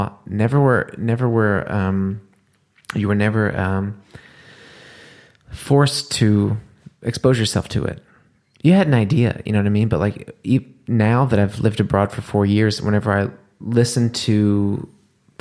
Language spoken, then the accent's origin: English; the South, United States; moved away as an adult; also born or lived in New Orleans; now in Germany; Growing up in the States, especially in the South